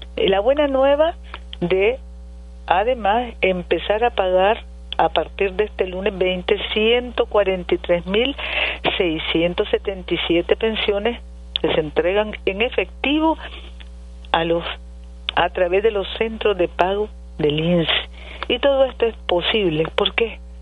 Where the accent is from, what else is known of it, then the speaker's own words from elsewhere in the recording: Nicaragua; En Nicaragua somos comunidad y somos comunidad cristiana y solidaria y somos familia